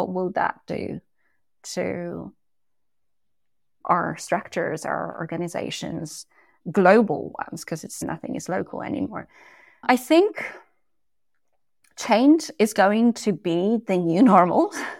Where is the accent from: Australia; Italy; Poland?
Poland; And again, I came from Poland and I speak multiple languages, and whichever language I speak, there is a different persona that comes with that as well.